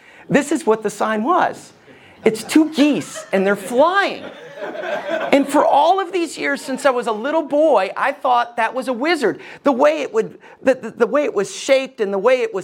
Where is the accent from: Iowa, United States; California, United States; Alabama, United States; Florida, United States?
Alabama, United States; Somerville; We lived just outside of Decatur. I lived in Somerville